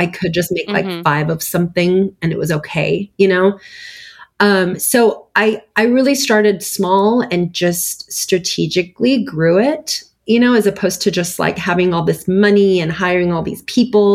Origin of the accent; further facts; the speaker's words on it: United States; also born or lived in Istanbul, Turkey; I was 9 when I came here